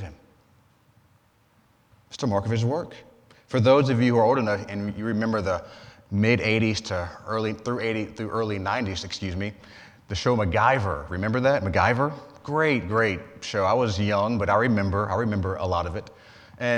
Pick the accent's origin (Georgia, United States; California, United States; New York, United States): Georgia, United States; moved away; I'm from Georgia